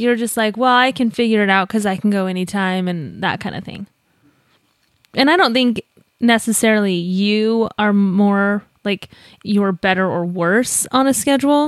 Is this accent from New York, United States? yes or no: no; Colorado, United States; moved away; I'm from Colorado